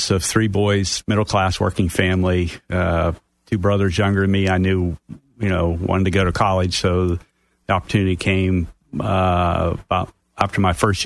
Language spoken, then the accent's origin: English; southwest Pennsylvania, United States; moved away as an adult; Originally, I'm from Pennsylvania. I grew up southwest Pennsylvania up until the time I went through college